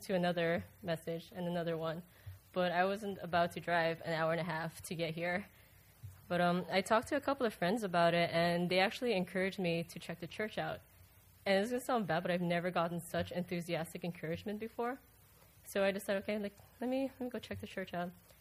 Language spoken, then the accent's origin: English; Aruba; moved away as an adult; now in Melbourne, United States; I'm originally from Aruba, but I moved to the States in 2007